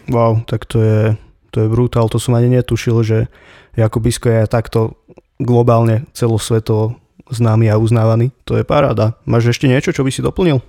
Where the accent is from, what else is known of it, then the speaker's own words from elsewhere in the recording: Slovakia; u nás doma na Slovensku